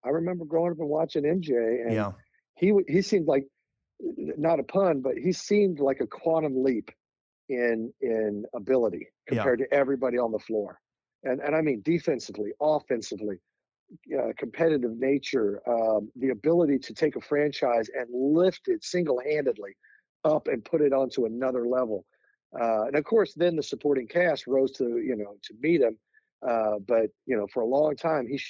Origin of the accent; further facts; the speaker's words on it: Kansas City, United States; I grew up in Kansas City